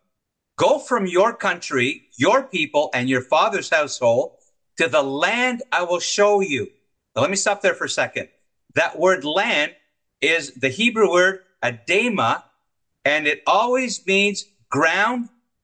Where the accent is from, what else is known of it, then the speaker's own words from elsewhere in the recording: Montreal, Quebec, Canada; my hometown of Montreal